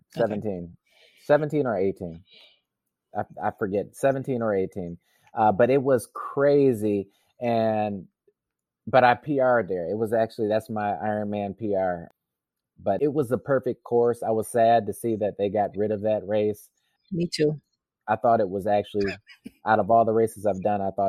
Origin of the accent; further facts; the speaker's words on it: Wisconsin, United States; I'm from Wisconsin, so it was a you know it was a big thing for me to race in my hometown.